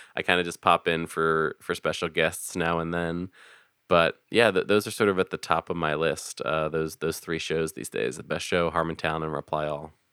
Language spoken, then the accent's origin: English; Philadelphia, Pennsylvania, United States; I'm originally from Philadelphia, uh, born and raised